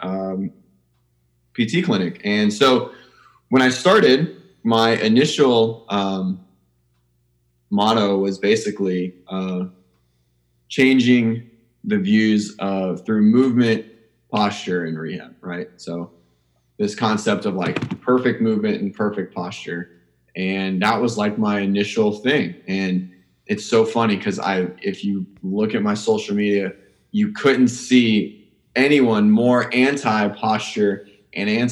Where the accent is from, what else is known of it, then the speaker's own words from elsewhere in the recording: Pensacola, Florida, United States; also born or lived in Miami; I was from Pensacola. It's where I went to undergrad